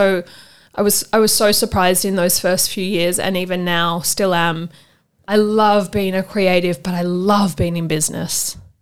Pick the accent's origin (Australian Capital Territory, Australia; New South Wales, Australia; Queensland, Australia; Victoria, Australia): New South Wales, Australia; Sydney; I grew up on the North Shore